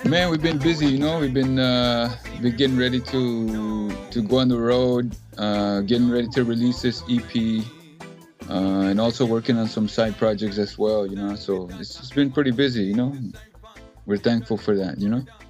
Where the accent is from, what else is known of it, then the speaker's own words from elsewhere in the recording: Ciudad Juárez, Chihuahua, Mexico; now in Texas, United States; I grew up in Juarez